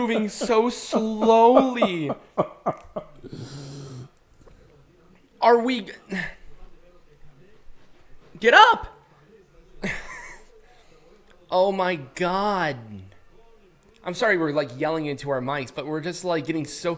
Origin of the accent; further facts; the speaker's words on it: United States; being an American